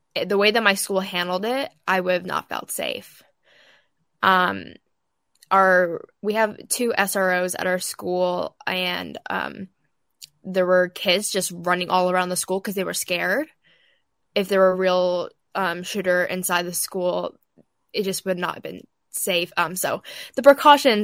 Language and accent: English; outside Portland, Oregon, United States; I'm from outside Portland, Oregon